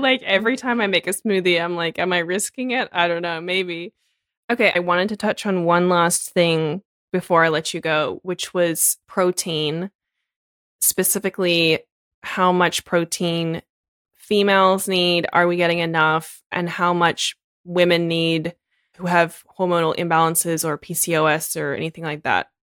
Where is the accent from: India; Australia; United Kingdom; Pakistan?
Australia; moved away as an adult; now in United States; I'm Australian